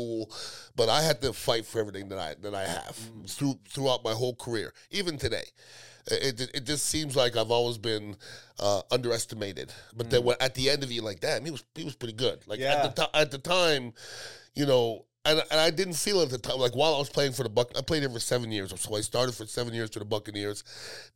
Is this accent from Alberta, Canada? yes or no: no; Montreal, Quebec, Canada; moved away as an adult; also born or lived in Iowa / Tampa Bay; now in Tampa, United States; I'm from Montreal, Canada originally. My parents are from the West Indies, Guyana and Trinidad, so they didn't have anything growing up